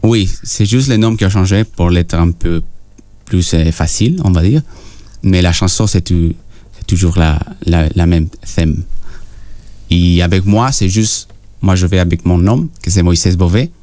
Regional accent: Peru; French is a second language; moved away; je suis né au Pérou

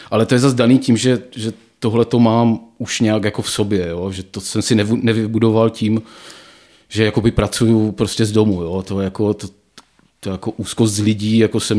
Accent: Ostrava, Moravian-Silesian Region, Czechia; moved away as an adult; Já nevím, no tak já jsem z Ostravy jsem odešel proto, protože jsem si říkal, že tam asi No vzhledem k tomu, že všichni eh, spolužáci z vyšších ročníků šli do Prahy za kariérou

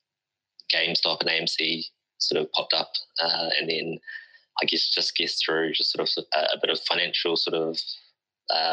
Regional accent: Auckland, New Zealand; the community that I'm from South Auckland

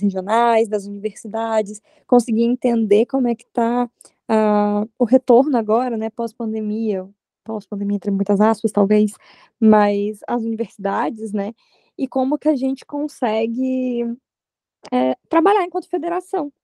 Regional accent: Aracruz, Espírito Santo, Brazil; now in São Paulo, Brazil; Sou do Espírito Santo, de Aracruz, a cidade onde vai acontecer o encontro

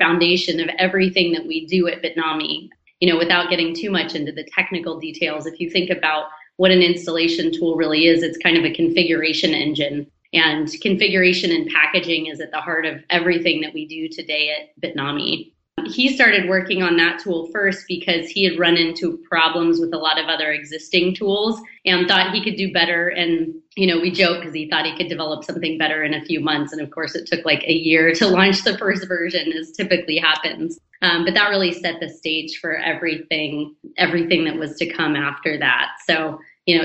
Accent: Danville, California, United States; I grew up in the East Bay in Northern California in a town called Danville

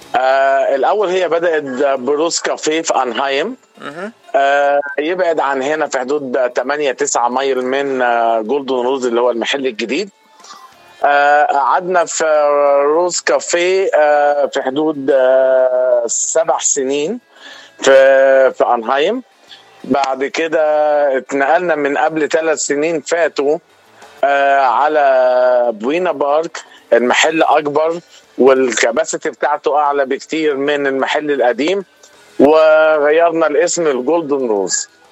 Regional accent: Upper Egypt, Egypt; moved away as an adult; now in United States; انا من مصر تحديدا من الصعيد ليا 15 سنه في امريكا

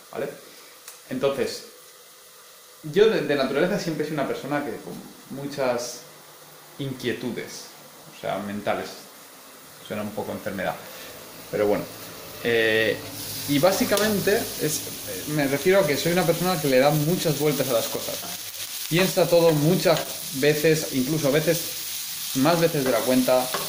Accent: Elche, Valencian Community, Spain; moved away as an adult; now in Heidelberg, Germany; nací en Elche, estudié cuatro años de física en Valencia

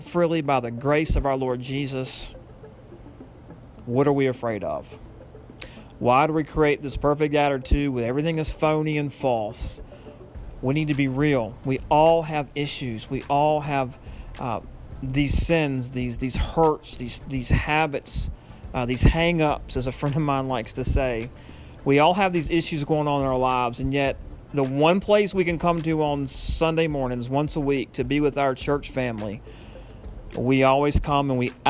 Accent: United States; also born or lived in Lynch Station, Virginia; I'm an American

